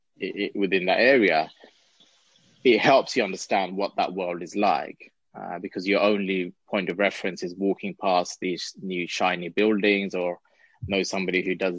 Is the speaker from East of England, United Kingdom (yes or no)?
no; London, United Kingdom; growing up in London, in Tower Hamlets, where you're literally on bordering the city